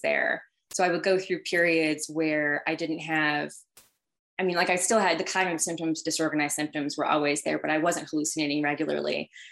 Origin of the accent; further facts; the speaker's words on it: Healdsburg, California, United States; I am um, originally from Sonoma County in Northern California. So I grew up in wine country. Um, and it was uh, a really small town. I'm from Healdsburg specifically.